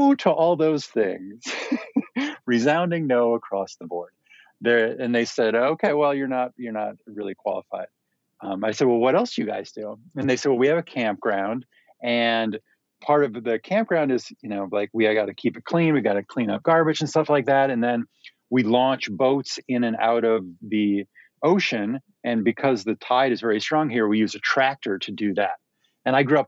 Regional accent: Minnesota, United States; moved away as an adult; I grew up in Minnesota, which is the very center of the United States, like on the northern side.

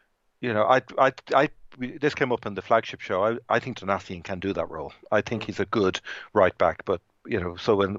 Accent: South County Dublin, Leinster, Ireland; I grew up in South County Dublin

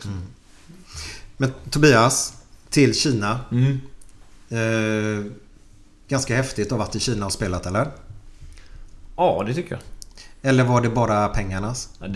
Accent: Sweden

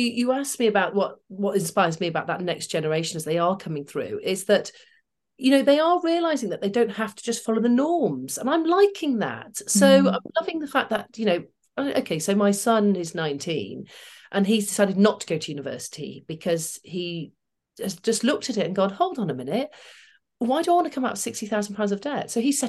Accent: Manchester, North West England, United Kingdom; But I grew up in Manchester, working class, mother, teacher, dad, carpet fitter, then ran his own business.

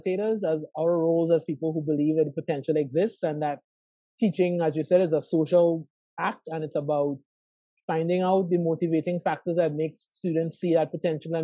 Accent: Trinidad & Tobago; moved away as an adult; also born or lived in Atlanta, Georgia; now in Miami, United States; I was born and raised in Trinidad and Tobago

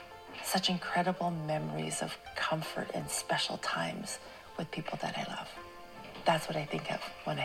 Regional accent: Whitehorse, Yukon, Canada; I grew up in Whitehorse, Yukon, so there were no dim sum restaurants.

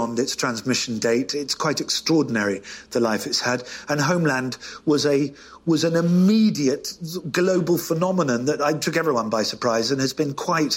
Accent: United Kingdom; I'm British

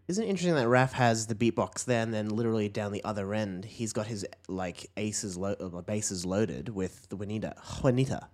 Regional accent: Queensland, Australia; I'm a Queenslander

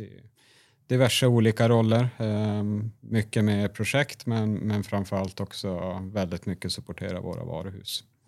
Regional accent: Sweden; moved away as an adult; also born or lived in Norway; now in Oslo, Norway; Ni hör att jag är svensk

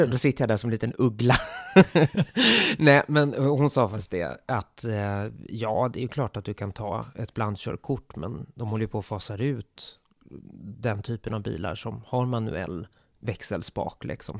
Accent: Stockholm, Stockholm County, Sweden; Jag är stockholmare

